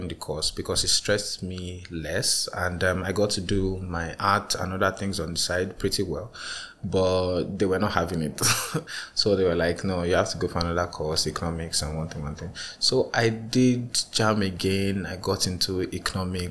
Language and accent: English; Nigeria; as a Nigerian child growing up